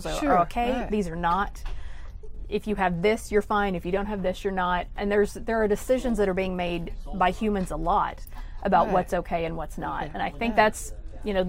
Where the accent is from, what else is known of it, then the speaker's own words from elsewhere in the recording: Jacksonville, Arkansas, United States; In Arkansas, Jacksonville, Arkansas, which is near Little Rock